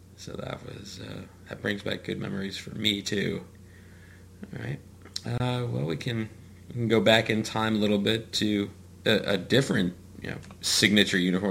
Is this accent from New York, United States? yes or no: yes; New York, United States; I grew up in New York